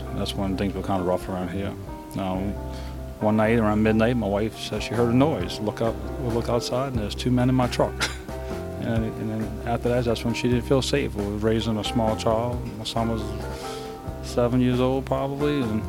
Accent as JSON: {"language": "English", "town": "New Orleans", "region": "Louisiana", "country": "United States", "tie": "born or raised there", "said": "My mother was raised on Royal Street, and that's where I was raised, out on Royal Street."}